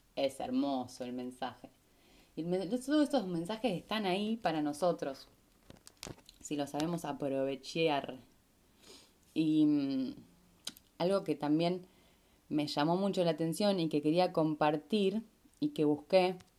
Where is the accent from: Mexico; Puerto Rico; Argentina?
Argentina; Rosario, Santa Fe; moved away as an adult; also born or lived in Capilla del Monte, Córdoba, Argentina; yo vengo de Rosario